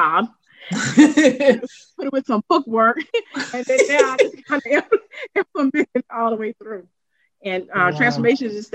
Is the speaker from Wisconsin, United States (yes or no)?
no; Durham, North Carolina, United States; I'm from Durham, I'm from the community